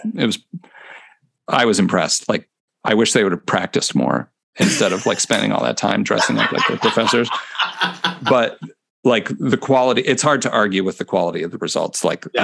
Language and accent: English; near Chicago, Illinois, United States; moved away as an adult; also born or lived in Cincinnati, Ohio / Houston, Texas / Honolulu, Hawaii / Corpus Christi, Texas; now in Minneapolis, United States; I'm from the Midwest